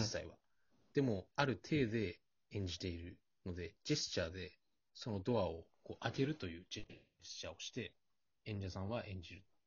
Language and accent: Japanese; Tohoku, Japan; 僕も東北の人間なので